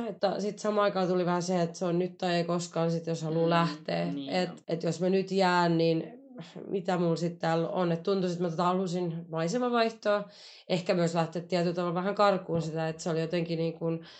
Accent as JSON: {"language": "Finnish", "town": "Turku", "region": "Southwest Finland", "country": "Finland", "moved": "as an adult", "lives_now": "Bristol, United Kingdom", "said": "Mä oon turkulainen, 34 kai."}